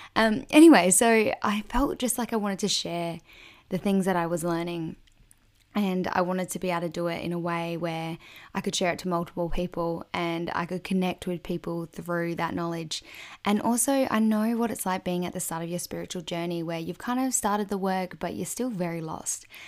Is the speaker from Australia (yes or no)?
yes; a small country town in South Australia, Australia; also born or lived in Adelaide; I'm originally from a small country town in South Australia